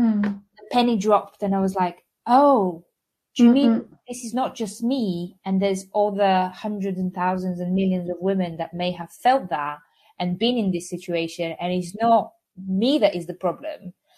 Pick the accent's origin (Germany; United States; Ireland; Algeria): Algeria; also born or lived in Bulgaria / Tunisia / Spain / France; I was born in Bulgaria and grew up in North Africa, Algeria, and Tunisia before moving to Spain, where, as I normally say, I became a person there because it was by teens.